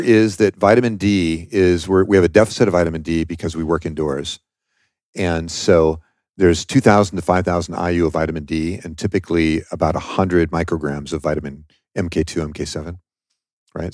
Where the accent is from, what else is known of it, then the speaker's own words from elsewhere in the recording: Washington, United States; I'm from Washington State, okay, and that's where I started the company.